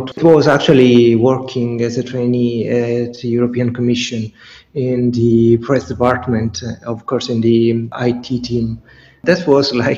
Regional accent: near Catania, Sicily, Italy; moved away; I chose to move to Catania, which is one of the biggest towns, one of the biggest cities in Sicily, but close to my hometown

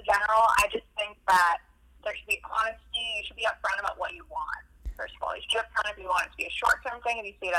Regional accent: Merrimack, New Hampshire, United States; I'm from Merrimack, New Hampshire.

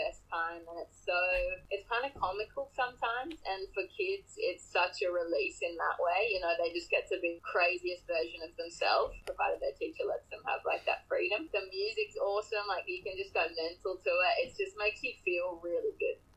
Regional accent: Sunshine Coast, Queensland, Australia; now in Sydney, Australia; So I'm from Queensland. I'm from the Sunshine Coast, which is where I am now

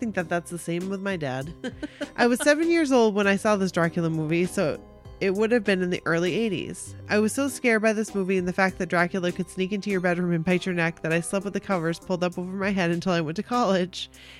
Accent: Chicago, Illinois, United States; I grew up in Chicago.

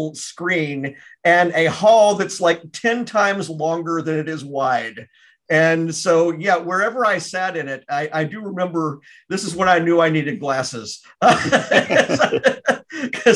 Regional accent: Memphis, Tennessee, United States; I grew up in Memphis

